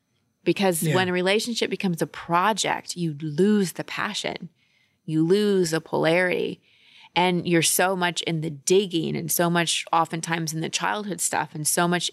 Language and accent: English; United States; No, we Americans were here longer.